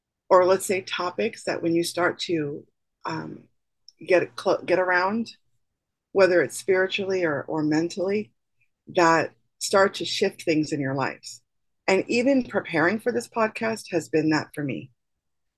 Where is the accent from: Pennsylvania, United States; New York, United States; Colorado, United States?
New York, United States; New York City; moved away; also born or lived in northern Florida; I'm from New York City